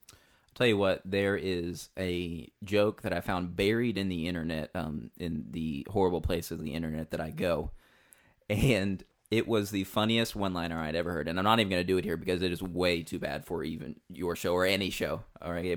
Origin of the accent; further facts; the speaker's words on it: southeastern Kentucky, United States; I grew up in southeastern Kentucky